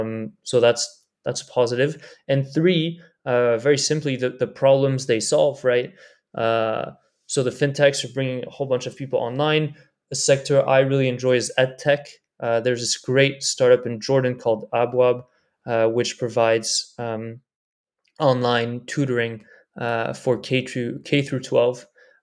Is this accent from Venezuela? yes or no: no; Pakistan; now in United States; I'm a Pakistani guy working in Silicon Valley, and in the same afternoon I can invest in three Pakistani startups seed round